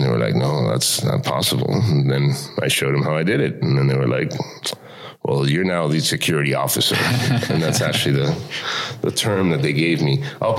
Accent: Miami, Florida, United States; also born or lived in Cuba / Spain / Los Angeles; now in Tallinn, Estonia; I was born in Cuba. {S1} Okay. {S3} And at the age of 7, I actually left with my family. We spent a year in Spain and then Miami, and that's where I grew up was in Miami

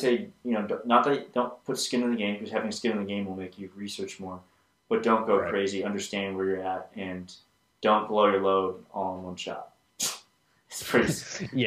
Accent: United States; as an American

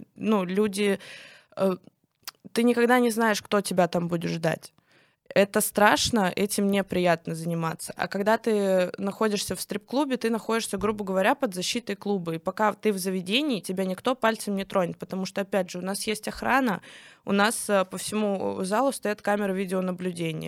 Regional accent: Kstovo, Nizhny Novgorod Oblast, Russia; я выросла в Кстово

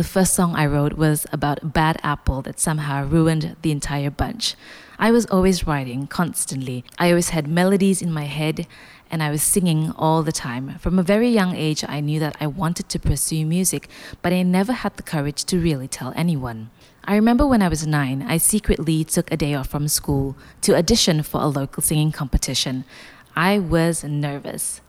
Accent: Kota Kinabalu, Sabah, Malaysia; moved away as an adult; now in Kuala Lumpur, Malaysia; my hometown, Kota Kinabalu, and moving to Kuala Lumpur 3 years ago

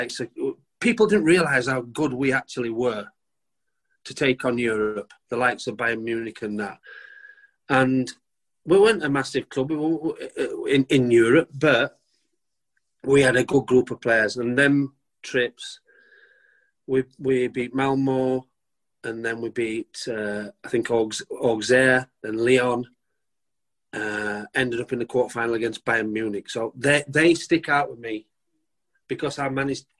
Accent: England, United Kingdom; I'm not Welsh, I'm English

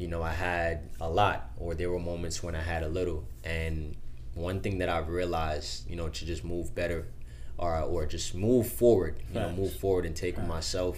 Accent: Long Island, New York, United States; also born or lived in Queens, New York / Jamaica; born in Queens, raised in Long Island, New York. And I lived in Jamaica for 5 years

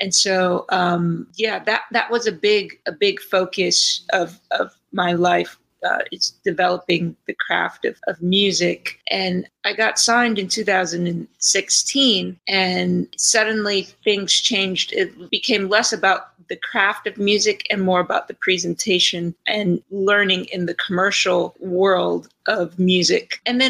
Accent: Detroit, Michigan, United States; also born or lived in New York area; now in Dallas, United States

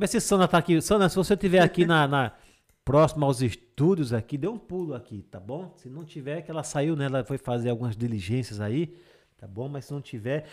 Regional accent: Água Branca, Alagoas, Brazil; sou de Água Branca mesmo

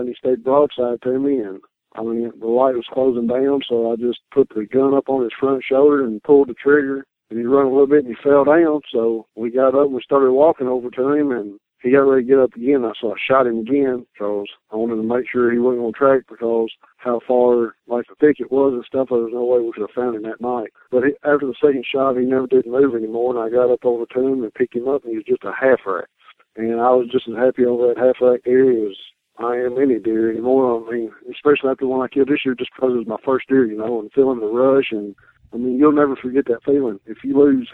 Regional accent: Franklin, Kentucky, United States; I'm from Franklin, Kentucky.

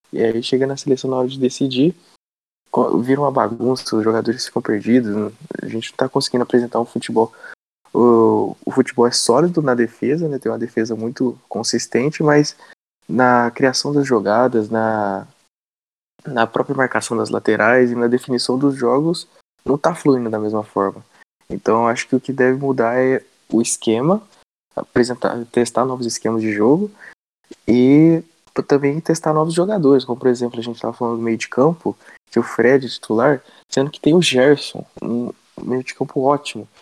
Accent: Brazil; eu, como brasileiro

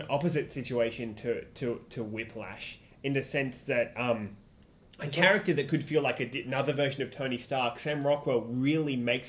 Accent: Australia; as an Australian

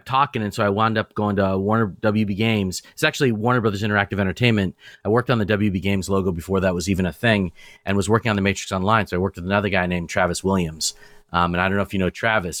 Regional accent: Nairobi, Kenya; I was born in Nairobi, Kenya

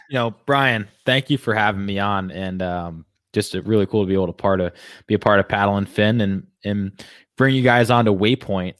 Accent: Rhode Island, United States; also born or lived in Laguna Beach, California / Florida / Hawaii; I grew up here in Rhode Island.

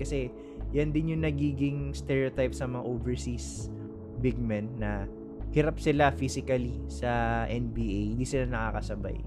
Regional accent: Philippines; as a Filipino

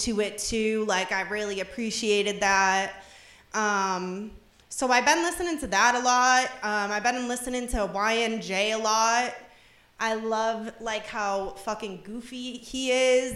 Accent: Revere, Massachusetts, United States; moved away; my background, I'm from Revere, Mass., 15 minutes north of Boston

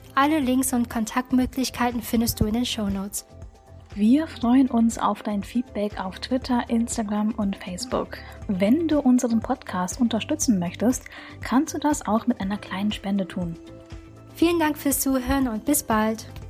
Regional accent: North Rhine-Westphalia, Germany; ich in so einer vietnamesisch-katholischen Gemeinde so hineingeboren wurde, ähm, was bei uns in Nordrhein-Westfalen so städteübergreifend ist

